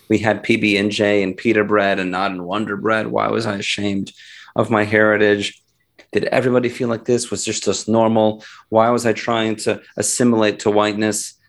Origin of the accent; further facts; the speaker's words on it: United States; also born or lived in Philadelphia, Pennsylvania; I was born in the United States